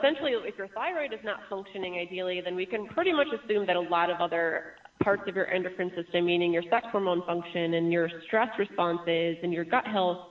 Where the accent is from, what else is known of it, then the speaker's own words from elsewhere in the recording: Michigan, United States; I grew up in Michigan.